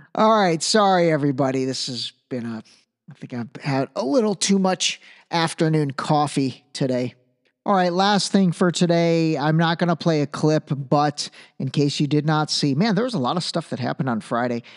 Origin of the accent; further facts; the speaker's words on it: Iran; moved away; I was born in Iran.